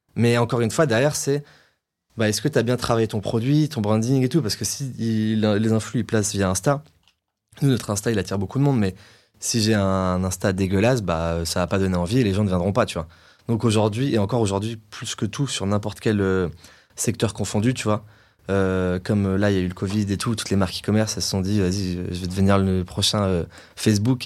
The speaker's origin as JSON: {"language": "French", "town": "Nice", "region": "Provence-Alpes-Côte d'Azur", "country": "France", "also_born_or_lived": "London", "moved": "as an adult", "said": "je viens, de, je de Nice"}